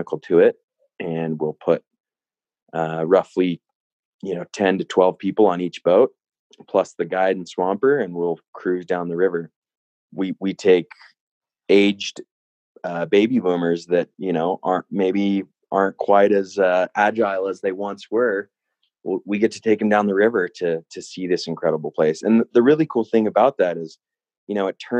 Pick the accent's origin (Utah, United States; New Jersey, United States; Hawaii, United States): Utah, United States; Salt Lake City; also born or lived in California; now in Jackson Hole, United States; I grew up in Utah, Salt Lake City, Utah.